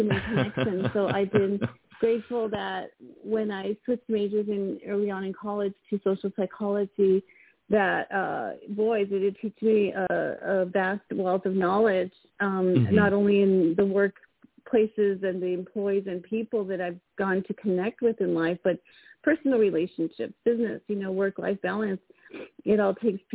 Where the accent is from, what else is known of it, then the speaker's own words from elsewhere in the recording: El Paso, Texas, United States; moved away as an adult; now in California, United States; I grew up in El Paso, Texas